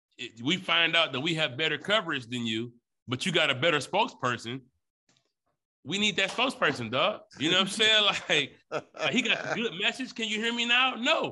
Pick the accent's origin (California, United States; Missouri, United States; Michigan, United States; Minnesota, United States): Michigan, United States; Detroit; I'm from Detroit, man.